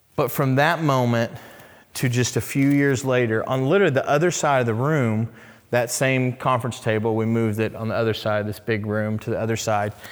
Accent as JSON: {"language": "English", "town": "Oklahoma City", "region": "Oklahoma", "country": "United States", "tie": "born or raised there", "said": "I grew up in Oklahoma City"}